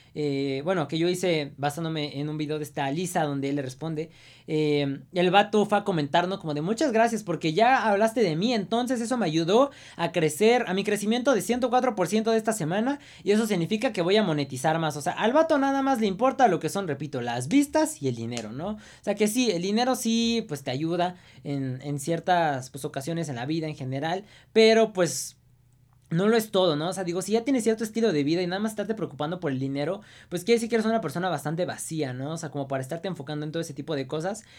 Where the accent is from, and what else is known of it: Mexico